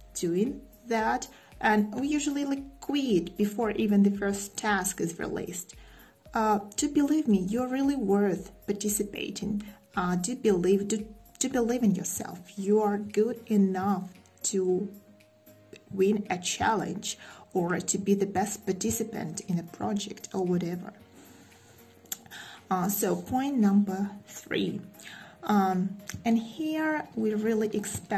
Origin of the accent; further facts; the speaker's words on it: Russia; English is a second language; I'm from Russia